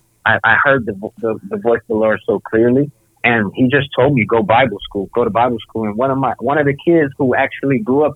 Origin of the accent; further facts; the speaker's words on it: Rochester, New York, United States; moved away as an adult; also born or lived in Rhode Island / China; I'm from Rochester